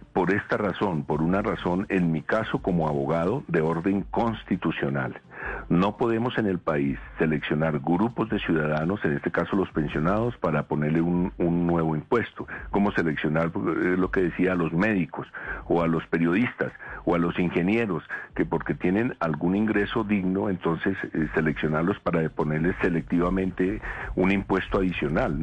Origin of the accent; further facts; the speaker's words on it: Colombia; como colombiano, como demócrata